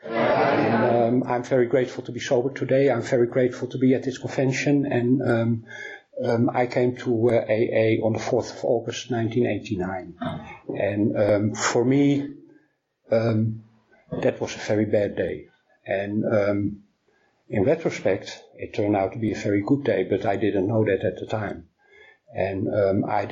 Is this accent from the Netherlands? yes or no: yes; Amsterdam, North Holland, Netherlands; my hometown in Amsterdam